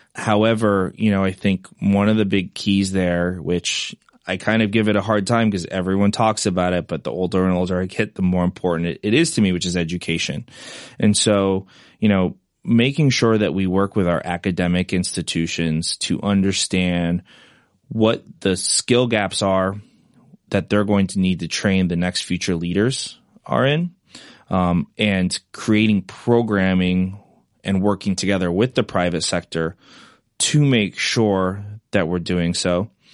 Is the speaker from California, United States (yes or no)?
no; Manhattan, Kansas, United States; moved away as an adult; also born or lived in London, United Kingdom; now in New York City, United States; I grew up in Manhattan, Kansas